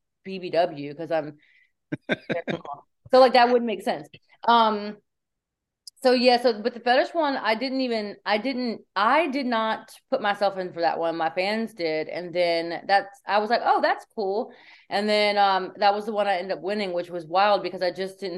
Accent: Virginia, United States; moved away; also born or lived in Florida; I'm from Virginia and I just left Florida

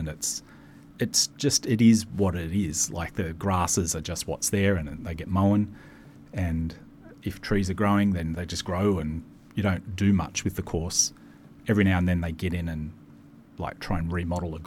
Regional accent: Maitland, New South Wales, Australia; I grew up in a little town in New South Wales called Maitland

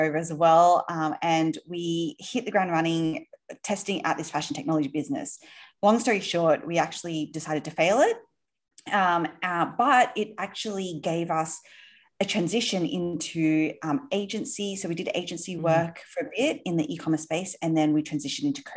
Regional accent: Sydney, New South Wales, Australia; moved away as an adult; now in New York, United States; You might be able to tell from my accent, are actually from Australia originally. Yes. Grew up in Sydney. We live in New York now.

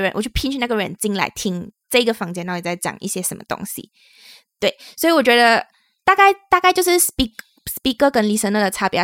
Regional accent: Malaysia; now in Taiwan; 我们是两位来自 Malaysia，目前在台湾工作的台湾社畜

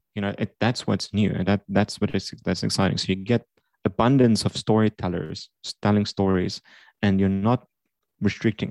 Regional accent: South Africa; growing up in South Africa, I created video games during high school

